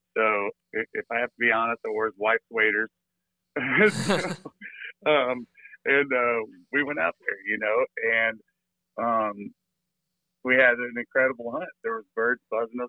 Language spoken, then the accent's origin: English; Illinois, United States; moved away as an adult; now in Florida, United States; We're originally from Illinois, along the Mississippi River